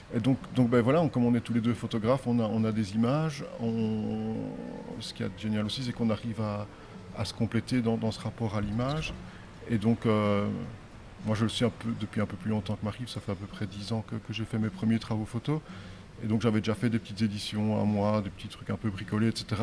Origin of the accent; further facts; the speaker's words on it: Namur, Wallonia, Belgium; De Namur en Belgique